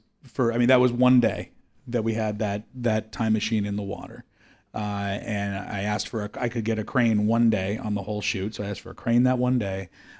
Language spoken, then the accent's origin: English; Oakland, California, United States; I'm from Oakland, which is, you know, near San Francisco